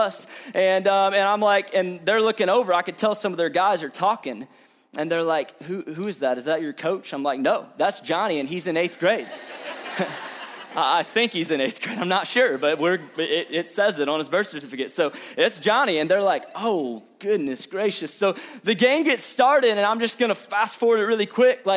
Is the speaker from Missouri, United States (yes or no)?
yes; St. Louis, Missouri, United States; I'm from St. Louis